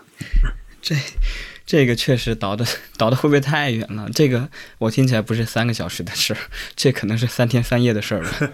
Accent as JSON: {"language": "Chinese", "region": "Hubei", "country": "China", "said": "像我们湖北人爱吃米饭也是有原因的"}